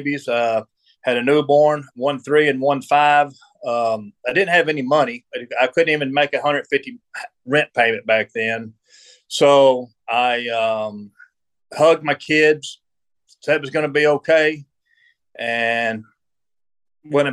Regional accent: Dallas-Fort Worth area, Texas, United States; also born or lived in Cassville; I grew up in the Dallas-Fort Worth area.

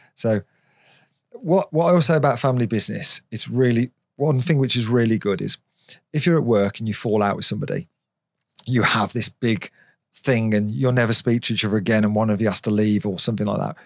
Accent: Redditch, West Midlands, United Kingdom; from Redditch

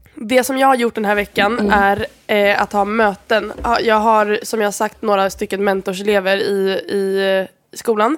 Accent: Sweden; moved away; jag är från Sverige

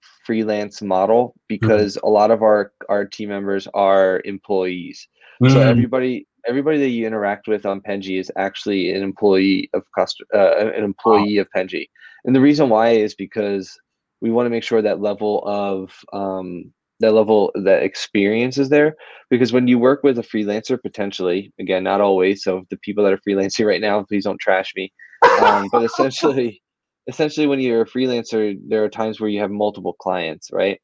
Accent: Philadelphia, Pennsylvania, United States; I've been born and raised in Philly my whole life

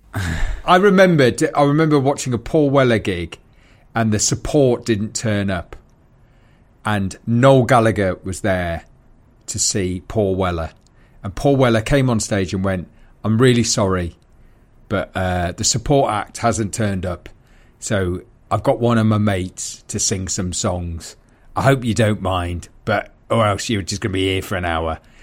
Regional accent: Newcastle upon Tyne, North East England, United Kingdom; moved away as an adult; also born or lived in London; I grew up in Newcastle

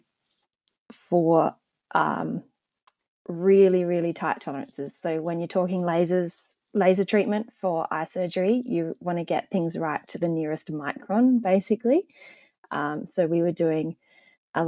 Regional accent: Adelaide, South Australia, Australia; also born or lived in Melbourne; We moved to Adelaide when I was about 2 years old

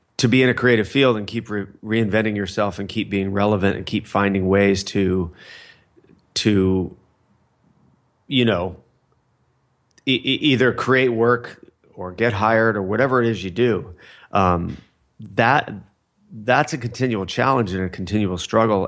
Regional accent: Fullerton, California, United States; I grew up in Fullerton, California

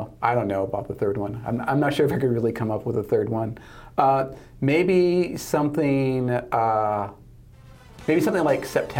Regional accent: Michigan, United States; moved away; growing up in Michigan

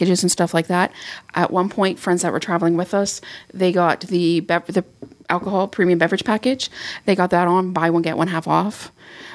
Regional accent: Canada; as a Canadian

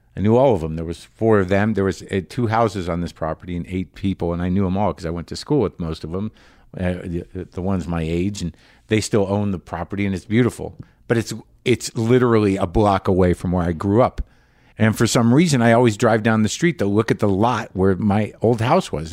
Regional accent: New Mexico, United States; now in Los Angeles, United States; I'm in New Mexico. I'm in my home state

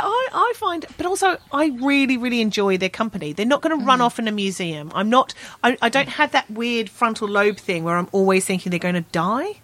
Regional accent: London, United Kingdom; I'm from Southeast London

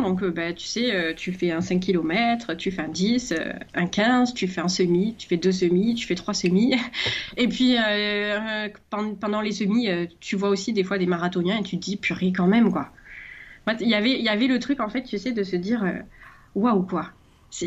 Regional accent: Marseille, Provence-Alpes-Côte d'Azur, France; je suis marseillaise

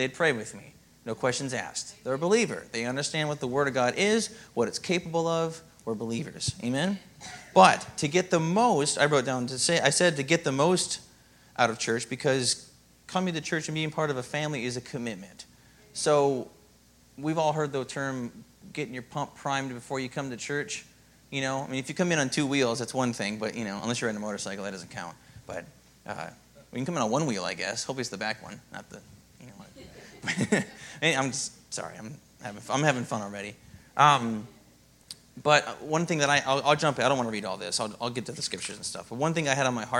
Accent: Minnesota, United States; moved away; I come from Minnesota, and there's not always Christians there

